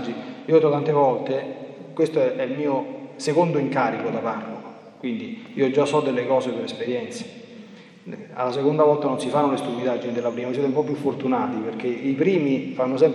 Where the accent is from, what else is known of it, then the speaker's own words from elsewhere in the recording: Italy; born there; sono riti che io mi sto portando dietro un po' per tradizione perché sono nato in Italia